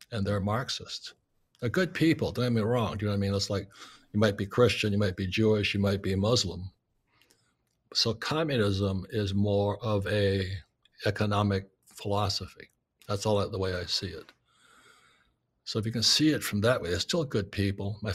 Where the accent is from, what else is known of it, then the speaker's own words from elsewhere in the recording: Vietnam; So anyway, I grew up in Vietnam.